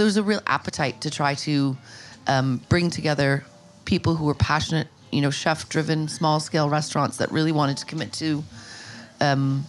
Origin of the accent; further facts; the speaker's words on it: Sudbury, Ontario, Canada; also born or lived in Toronto, Canada; I spent most of my childhood in Sudbury, which is a Northern Ontario enclave